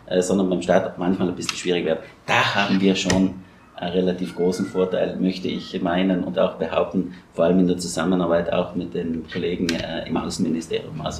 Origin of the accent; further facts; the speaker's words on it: South Tyrol, Italy; ich selbst als Südtiroler ja, auch letztens ähm, über die Botschaft